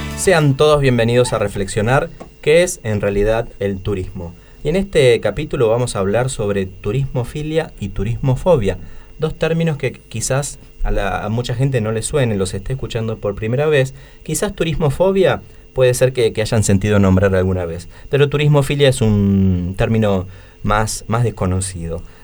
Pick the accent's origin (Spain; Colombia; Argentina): Argentina